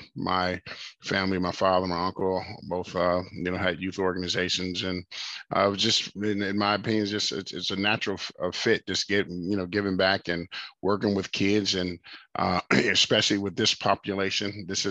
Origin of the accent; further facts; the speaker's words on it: Los Angeles, California, United States; moved away; We're both from Los Angeles, California